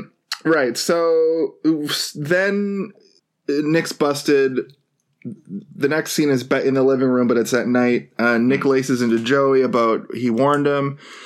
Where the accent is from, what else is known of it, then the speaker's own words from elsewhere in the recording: Halifax, Nova Scotia, Canada; I'm from Halifax.